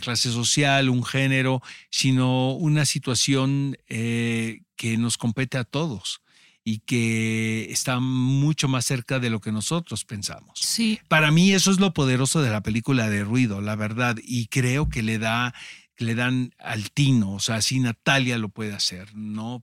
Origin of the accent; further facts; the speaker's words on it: Mexico; nosotros como mexicanos